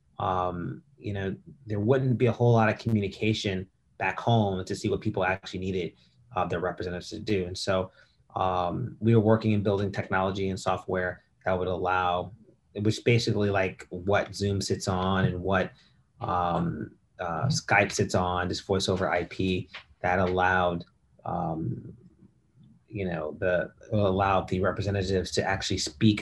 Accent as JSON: {"language": "English", "town": "Detroit", "region": "Michigan", "country": "United States", "tie": "born or raised there", "also_born_or_lived": "South Africa / Massachusetts / New York", "moved": "as an adult", "lives_now": "Los Angeles, United States", "said": "I am originally from Detroit, Michigan, where I was born and raised."}